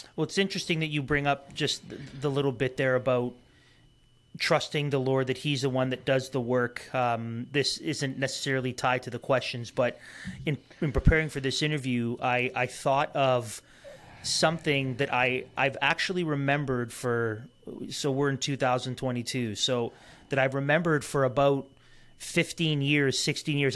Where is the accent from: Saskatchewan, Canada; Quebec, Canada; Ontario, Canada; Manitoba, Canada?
Ontario, Canada; Toronto; we grew up in Toronto